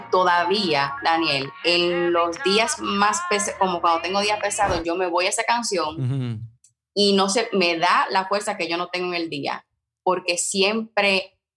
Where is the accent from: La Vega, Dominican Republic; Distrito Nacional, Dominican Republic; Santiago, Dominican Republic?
Santiago, Dominican Republic; Santiago de los Caballeros; moved away as an adult; now in United States; Yo soy del Cibao